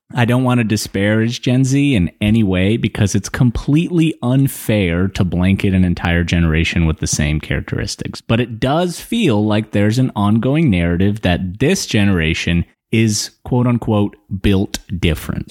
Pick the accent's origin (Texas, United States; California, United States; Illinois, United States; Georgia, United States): Georgia, United States; Atlanta; moved away; I grew up in Atlanta